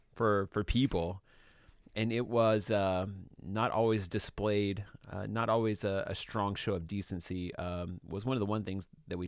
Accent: Georgia, United States; She's, you know, from my district that I grew up in Georgia.

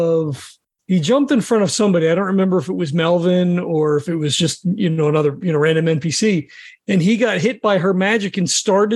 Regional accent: New Jersey, United States; I'm from Jersey.

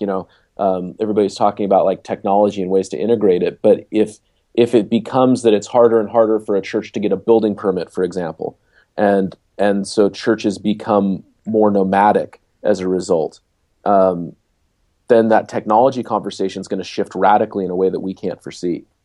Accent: Seattle, Washington, United States; moved away; I'm from Seattle originally

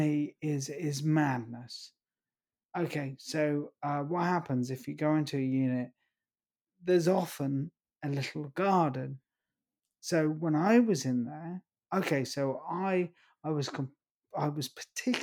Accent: East Grinstead, South East England, United Kingdom; my hometown, East Grinstead

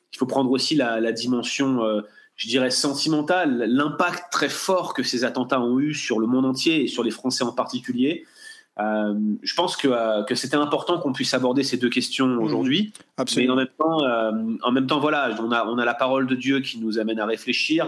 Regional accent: France; en tant que Français

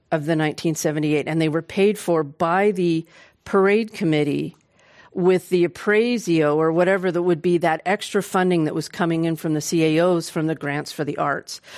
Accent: Oakland, California, United States; I was born and raised in Oakland

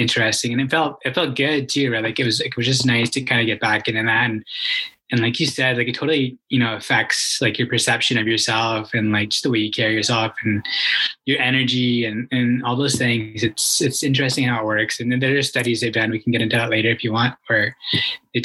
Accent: Calgary, Alberta, Canada; I'm born and raised in Calgary, Alberta, one of the few, like a rare breed these days

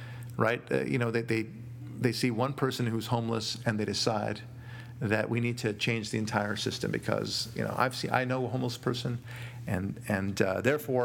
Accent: Israel; now in Los Angeles, United States; I'm not from Kenya. From Israel originally

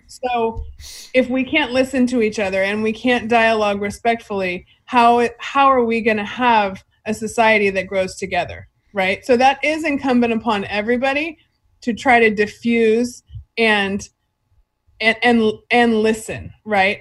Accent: Fresno, California, United States; I'm from Fresno.

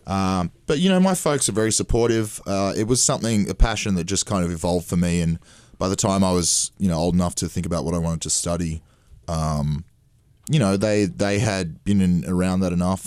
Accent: Australia; being Australian

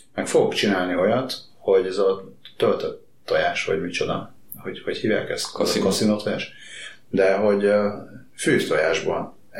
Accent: Hungary; Én vidéki vagyok.

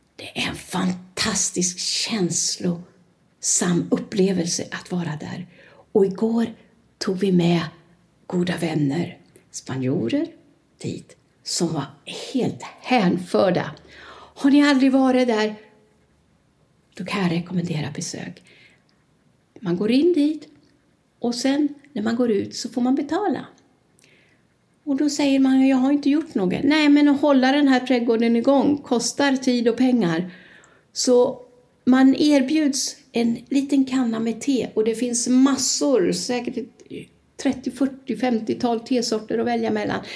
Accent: Sweden; first language Swedish; moved away as an adult; now in Torrevieja, Spain; jag är från Sverige

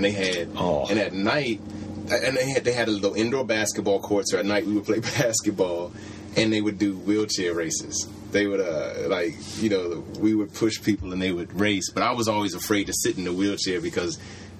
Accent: Maryland, United States; moved away as an adult; also born or lived in Bahamas / Indiana; now in Los Angeles, United States; I grew up in Maryland

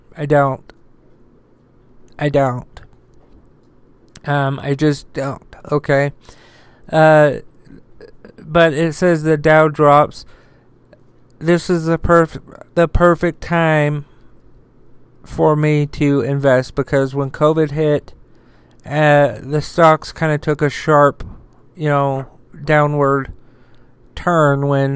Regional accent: United States; I'm an American

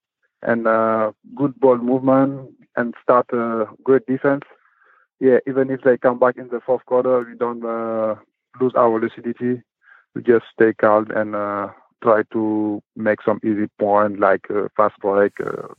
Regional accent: Dakar, Senegal; English is a second language; also born or lived in Karlak; now in Fribourg, Switzerland; Yeah, I born in Karlak, and I grew up in Dakar, there where I start basketball too. And in 2007, I joined Swiss for study, and I have opportunity to play basketball, and I do it, and now I'm in Fribourg.

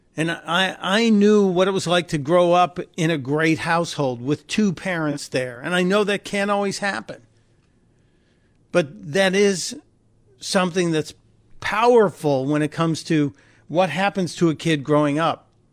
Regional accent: Chicago, Illinois, United States; Chicago, my hometown

